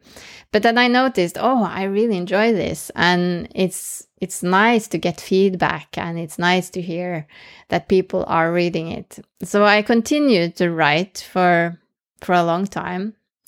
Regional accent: Norway; first language Norwegian; English is a second language; But speaking in English, which is not my mother tongue, that was like terrifying. So I started in Norwegian

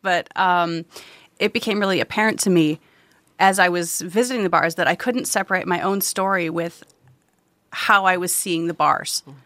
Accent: Wisconsin, United States; growing up in Wisconsin

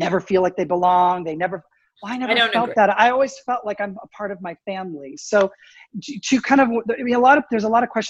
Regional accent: Canada; moved away as an adult; also born or lived in United States; I grew up in Canada, even though I was born in the States

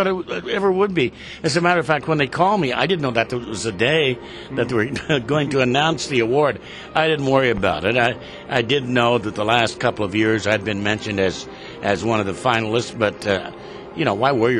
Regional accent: Indiana, United States; born or raised there; moved away as an adult; also born or lived in Los Angeles, United States; now in Seattle, United States

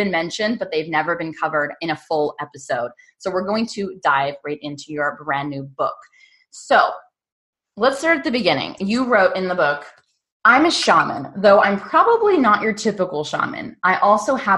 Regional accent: Pittsburgh, Pennsylvania, United States; And I am born and raised and currently still live in Pittsburgh.

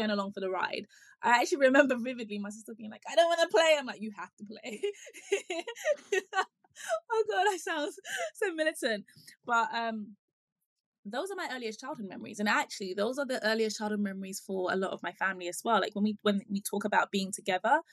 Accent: United Kingdom; also born or lived in Ghana; I was born in the UK and I lived here for a few of my formative years. I want to say until about seven

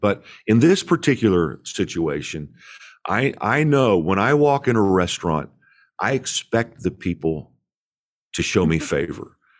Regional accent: Indiana, United States; I grew up in Indiana

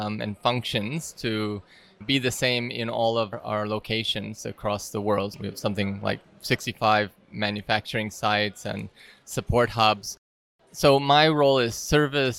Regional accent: Detroit, Michigan, United States; now in Prague, Czech Republic; I was born in Detroit, Michigan, in the U.S., and I live currently in a small town or village next to the capital of Prague, Czech Republic

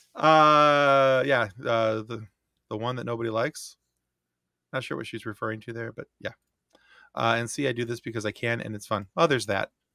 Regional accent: Michigan, United States; we're from Michigan

